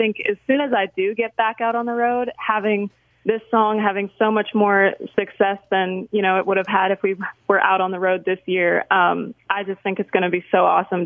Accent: Saskatchewan, Canada; moved away as an adult; now in Tennessee, United States; my little yellow car that I drove down from Saskatchewan

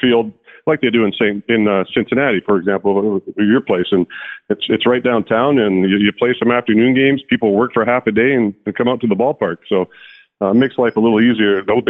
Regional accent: Canada; just the way the city is situated in the mountains. That's what I grew up with in Canada.

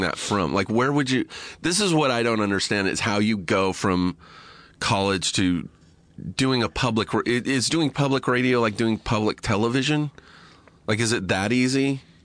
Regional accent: Riverside, California, United States; I grew up in Riverside

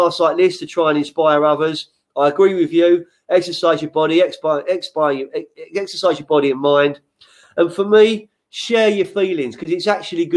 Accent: London, United Kingdom; moved away as an adult; now in Lewes, United Kingdom; I grew up in Lancaster Court, Fulham, on Fulham Road, Fulham Broadway

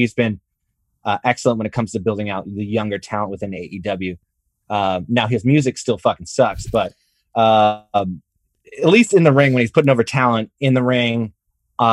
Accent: Canada; I'm Canadian too

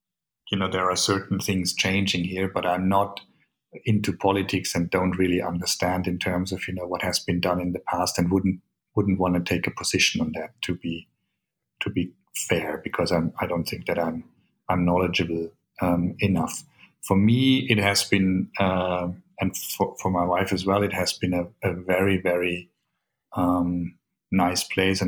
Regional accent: Bavaria, Germany; born there; I was born in Bavaria. So I'm actually, technically, I hold a German passport.

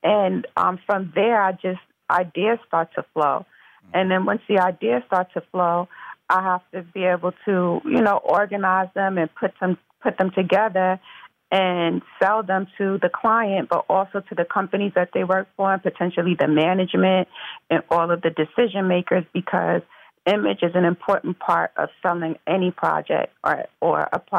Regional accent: Mount Vernon, New York, United States; Yes, no, I'm from Mount Vernon, New York originally, which is Westchester County, the suburbs, and I'm born and raised.

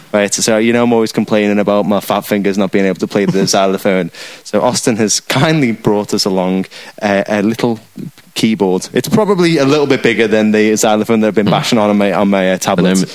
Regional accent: Liverpool, North West England, United Kingdom; we are four lads from Liverpool

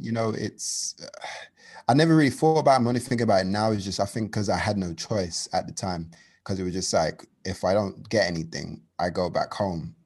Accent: London, United Kingdom; I'm from London, uh, from a borough called Hackney, um, the best borough in the world

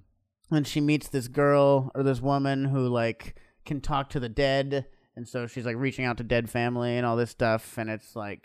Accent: Hawaii, United States; I'm from Hawaii.

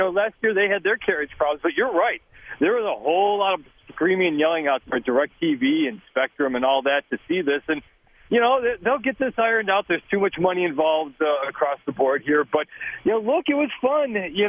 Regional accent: Minneapolis, Minnesota, United States; I grew up in Minneapolis. My friends are texting me

